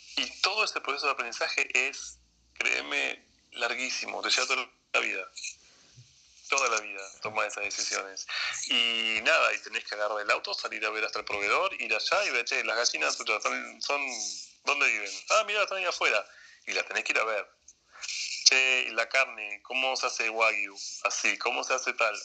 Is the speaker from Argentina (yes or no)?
yes; Argentina; moved away as an adult; also born or lived in Japan; now in Seoul, South Korea; hago argentino porque soy argentino